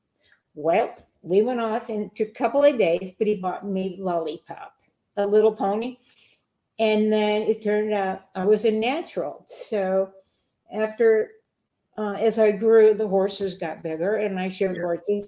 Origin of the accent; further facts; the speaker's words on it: Chicago, Illinois, United States; growing up in Chicago